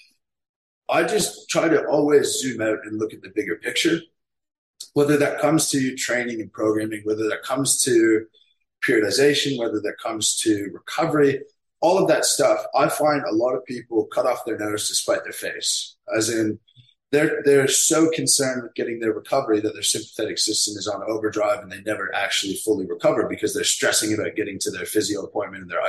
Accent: Canada; I have a business here in my hometown

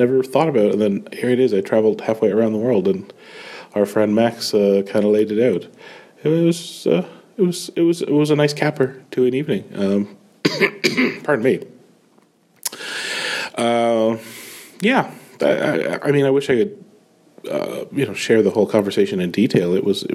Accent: Canada; I am that Canadian

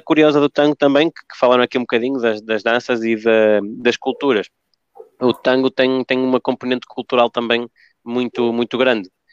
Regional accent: Argentina; eu nasci na Argentina, no meio do, do tango

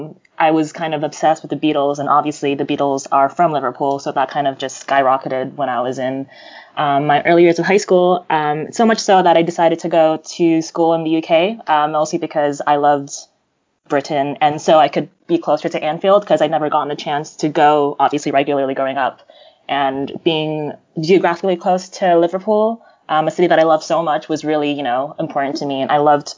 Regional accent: Jakarta, Indonesia; also born or lived in New York, United States; I'm American. I was born here in New York, but my parents were Indonesian, and so I'm a first-generation Indonesian-American immigrant. I spent the first few years of my life growing up in New York, and then my mom moved back to Jakarta with me

